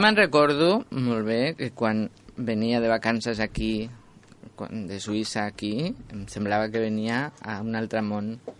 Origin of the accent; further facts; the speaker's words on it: Madrid, Community of Madrid, Spain; now in Catalonia, Spain; jo sóc madrilenya